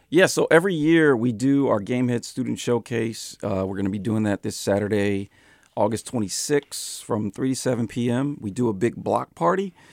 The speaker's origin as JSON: {"language": "English", "town": "San Francisco", "region": "California", "country": "United States", "tie": "born or raised there", "said": "I'm born and raised in San Francisco"}